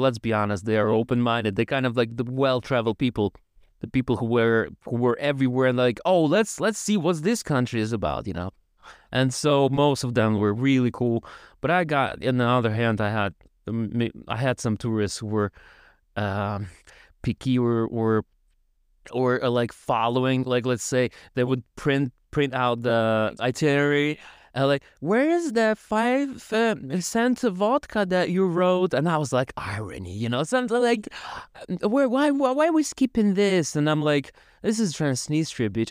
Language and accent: English; Tiraspol, Transnistria, Moldova; first language Russian; English is a second language; moved away as an adult; now in Poland; from Tiraspol. I'm from Tiraspol